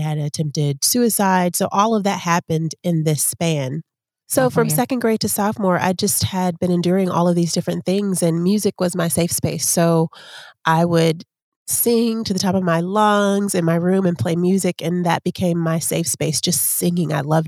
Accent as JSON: {"language": "English", "town": "Chicago", "region": "Illinois", "country": "United States", "tie": "born or raised there", "also_born_or_lived": "Atlanta / Texas", "said": "Then my mom moved to Texas. So we threw Texas in there. So basically I was raised in Chicago, Atlanta, and Texas."}